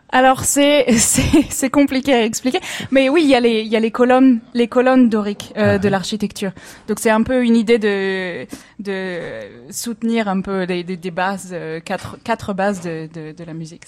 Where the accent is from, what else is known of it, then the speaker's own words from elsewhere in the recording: Clermont-Ferrand, Auvergne-Rhône-Alpes, France; moved away as an adult; also born or lived in Le Puy-en-Velay / Paris / Berlin; je suis auvergnate au départ